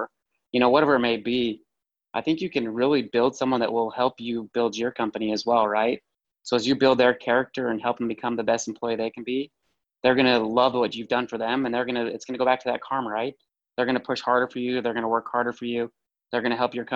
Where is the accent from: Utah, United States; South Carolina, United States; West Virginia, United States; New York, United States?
Utah, United States; I'm from Utah.